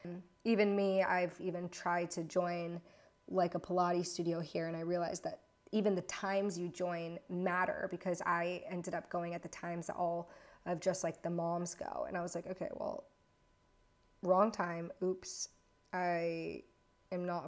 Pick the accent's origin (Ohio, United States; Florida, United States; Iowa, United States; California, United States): Florida, United States; moved away as an adult; also born or lived in Virginia / Louisiana / Atlanta / Los Angeles; now in London, United Kingdom; I was raised in Florida